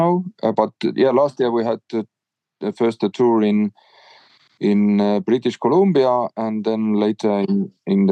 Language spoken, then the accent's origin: English; Estonia; we are from Estonia